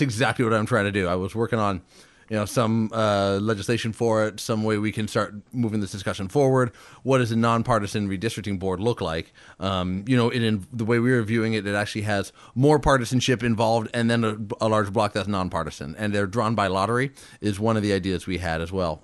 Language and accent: English; Fairbanks, Alaska, United States; born and raised in Fairbanks.